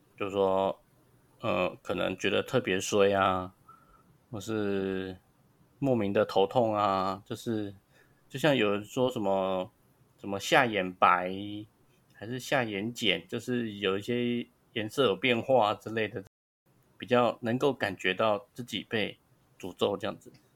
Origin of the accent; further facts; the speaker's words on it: Taiwan; 我们台湾人